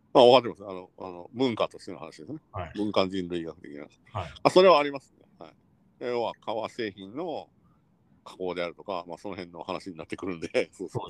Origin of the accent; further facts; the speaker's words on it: Kansai, Japan; moved away as an adult; now in Tokyo, Japan; 我々関西出身者